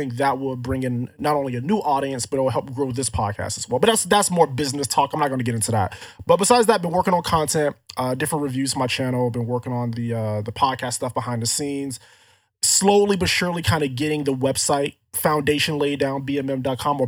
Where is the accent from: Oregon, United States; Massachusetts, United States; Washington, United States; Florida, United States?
Florida, United States; growing up in Florida